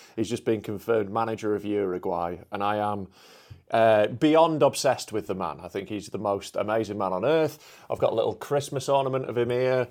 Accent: Yorkshire and the Humber, United Kingdom; I'm a Yorkshireman

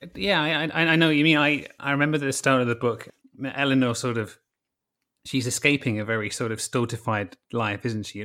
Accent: United Kingdom; I'm British

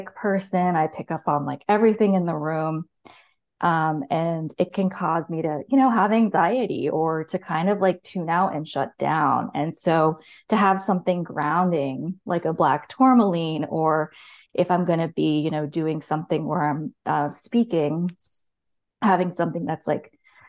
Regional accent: Rhode Island, United States; moved away; also born or lived in Portsmouth, New Hampshire; I grew up in Rhode Island

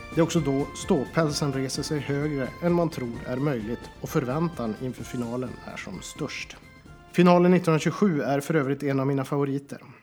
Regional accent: Boden, Norrbotten County, Sweden; min hemstad Boden

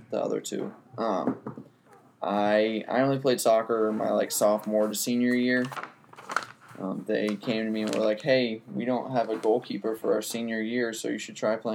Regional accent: Charleston, United States; I'm from Charleston.

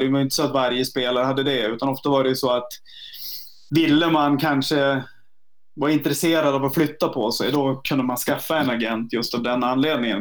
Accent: Vännäs, Västerbotten County, Sweden; moved away; also born or lived in Norway; jag kommer ju från Vännäs som ligger en halvtimme utanför Umeå

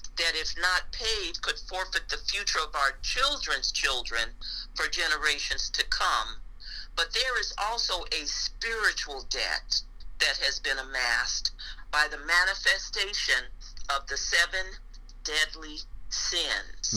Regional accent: West Coast, United States; moved away as an adult; now in Phoenix, United States; I was born and raised uh, on the West Coast, and then I moved to Phoenix, Arizona as a young woman

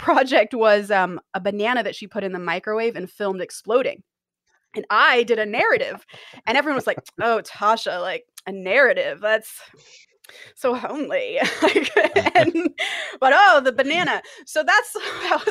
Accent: an hour from Los Angeles, California, United States; I grew up an hour from Los Angeles

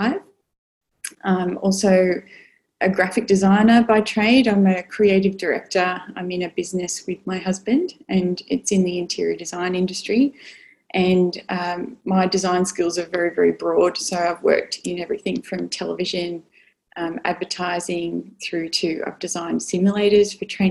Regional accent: Sydney, New South Wales, Australia; born in Sydney, so born and bred and still here

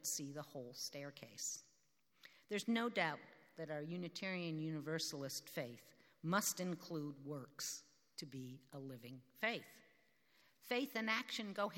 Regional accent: United States; also born or lived in South Africa; being an American

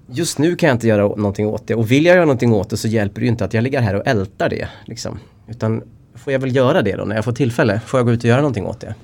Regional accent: Linghed, Dalarna County, Sweden; also born or lived in Västergötland; jag är uppvuxen i en liten by utanför Falun i Dalarna som heter Linghed.

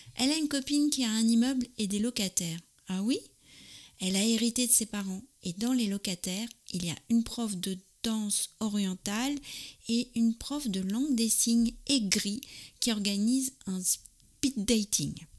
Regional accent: France; je suis française, j'habite près de Paris

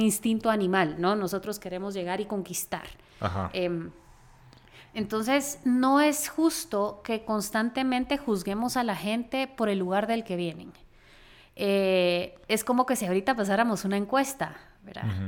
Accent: Guatemala; nosotras éramos de Guatemala

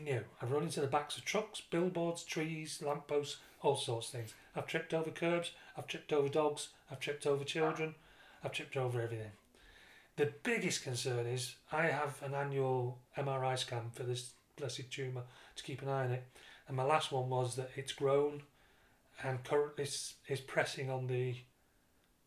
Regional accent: Dublin, Leinster, Ireland; I'm from Dublin.

